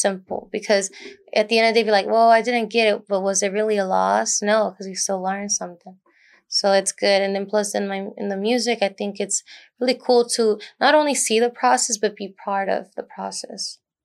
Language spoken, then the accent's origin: English; Dallas, Texas, United States; Born and raised in Oak Cliff, Dallas, Texas.